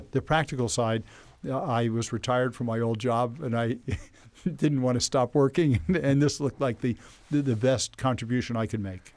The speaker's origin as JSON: {"language": "English", "town": "Elizabeth", "region": "New Jersey", "country": "United States", "tie": "born or raised there", "said": "I grew up in Elizabeth, New Jersey, which is right across the river from New York"}